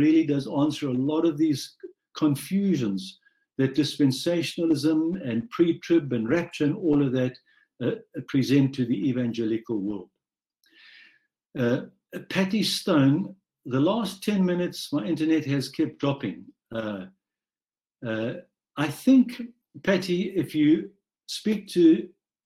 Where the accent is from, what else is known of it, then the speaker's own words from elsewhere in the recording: South Africa; a white South African born and raised in South Africa under apartheid